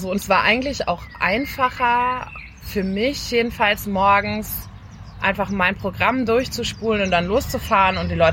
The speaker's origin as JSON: {"language": "German", "region": "North Rhine-Westphalia", "country": "Germany", "tie": "born or raised there", "said": "Also ich bin in NRW geboren und aufgewachsen"}